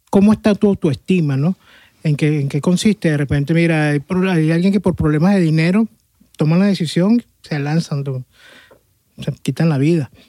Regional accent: Caracas, Capital District, Venezuela

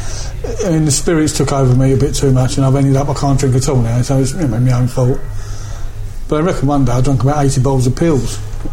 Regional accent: England, United Kingdom; accent: northern; That's my northern accent, by the way.

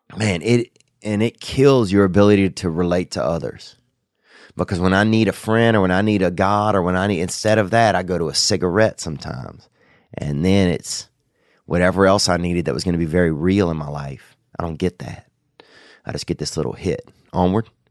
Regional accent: Covington, Louisiana, United States; Covington, Louisiana, and that's my town. That's where I grew up in over there

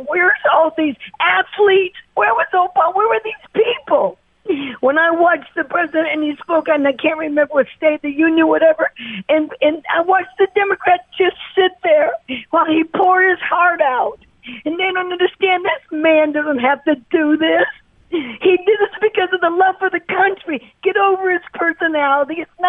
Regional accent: Nebraska, United States; born there; I was born on Offutt Air Force Base.

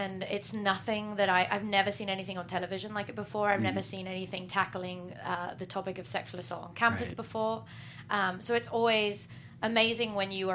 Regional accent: England, United Kingdom; I'm English

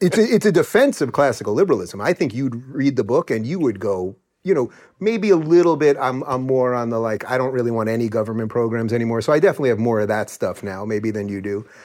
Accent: Long Island, New York, United States; born or raised there; also born or lived in Brooklyn

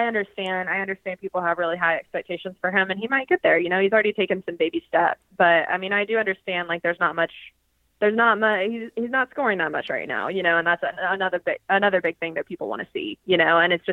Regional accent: Georgia, United States; I mean, I'm from Georgia and I'm like covering some hockey.

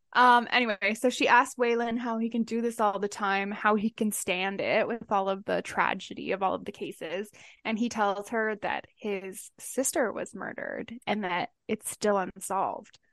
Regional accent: Canada

